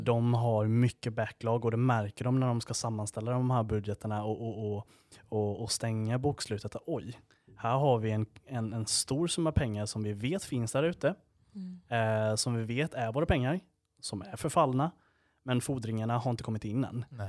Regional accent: Gnosjö, Jönköping County, Sweden; moved away as an adult; Född och uppvuxen i Gnosjö

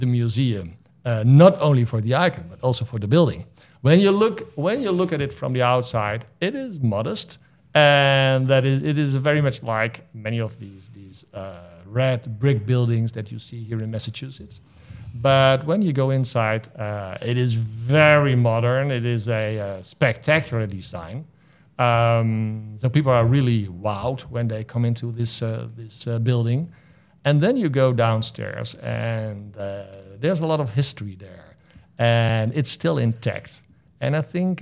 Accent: Netherlands; moved away as an adult; now in Clinton, United States; I came over from the Netherlands to be the new executive director of this place

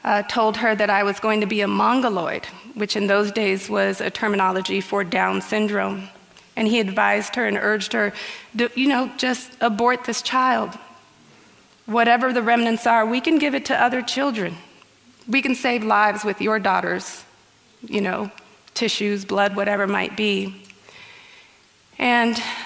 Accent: Guatemala; I was born healthy in Guatemala

